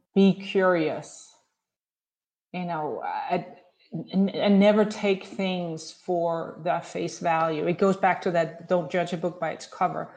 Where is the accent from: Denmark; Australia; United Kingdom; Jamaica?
Denmark; moved away as an adult; also born or lived in Chicago; now in Scottsdale, United States; growing up in Denmark